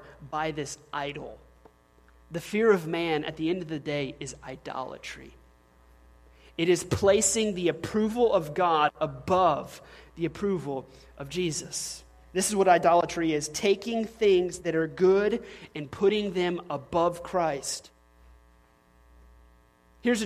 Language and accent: English; the South, United States; I'm a man from the South